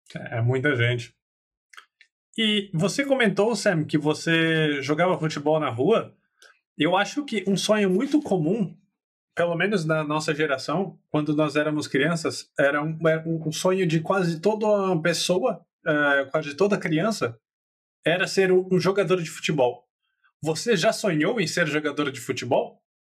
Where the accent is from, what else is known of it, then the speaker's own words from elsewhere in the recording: Campinas, São Paulo, Brazil; E eu sou de Campinas, no interior de São Paulo